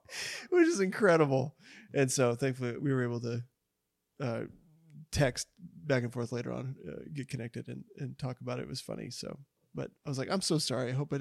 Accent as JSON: {"language": "English", "region": "North Dakota", "country": "United States", "moved": "yes", "lives_now": "Tulsa, United States", "said": "I'm from North Dakota."}